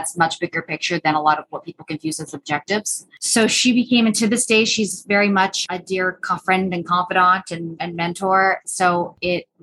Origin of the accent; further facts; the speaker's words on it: North Bay, Ontario, Canada; moved away as an adult; now in Austin, United States; I am from North Bay